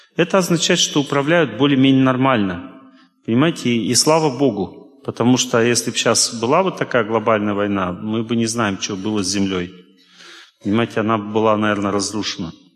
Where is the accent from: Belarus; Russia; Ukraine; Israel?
Russia; я из России